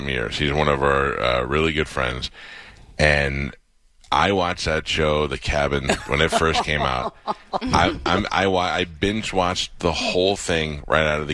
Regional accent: New York, United States; moved away; I grew up in New York, and my family was all old Italian

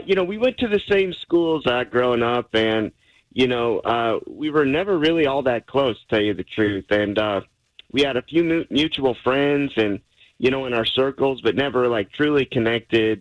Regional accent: Lubbock, Texas, United States; we're both from Lubbock

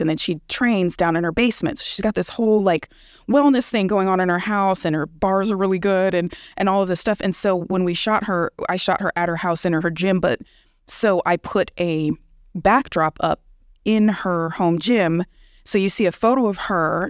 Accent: Bay Area, California, United States; moved away as an adult; also born or lived in Los Angeles, California; now in Tulsa, United States; I'm from California. I'm from the Bay Area, and I lived in L A for three years before I came here

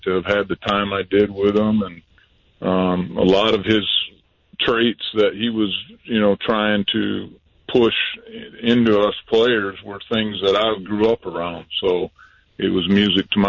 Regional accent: Hudsonville, Michigan, United States; moved away as an adult; we moved back to my hometown here, originally from Hudsonville.

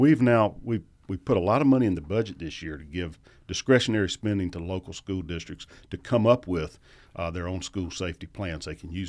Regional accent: Macon, Georgia, United States; Yeah, I went to public schools in Macon, and we started after Labor Day, and you ended Memorial Day

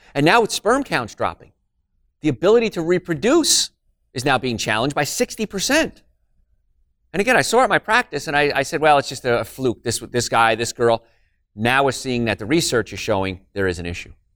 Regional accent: New Jersey, United States; moved away; I'm from New Jersey, so I grew up in a place called Cancer Alley, and it was right around Carl Steady's Rutherford area

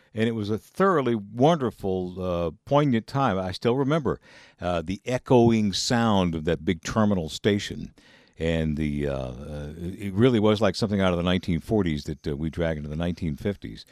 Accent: Griffin, Georgia, United States; I, I grew up in Griffin.

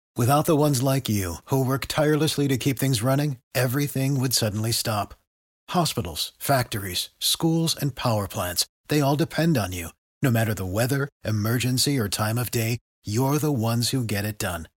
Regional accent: Akron, Ohio, United States; also born or lived in Columbus, Ohio; I was born and raised in Akron, Ohio

